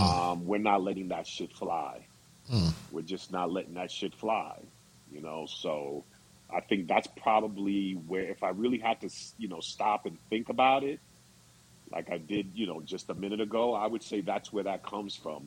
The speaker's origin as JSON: {"language": "English", "area": "Long Island", "region": "New York", "country": "United States", "tie": "born or raised there", "said": "as a kid growing up on Long Island"}